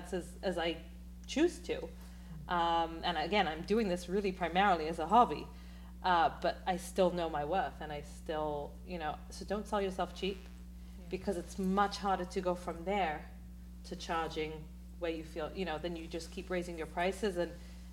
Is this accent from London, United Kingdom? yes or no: yes; London, United Kingdom; now in New York, United States; So I'm from London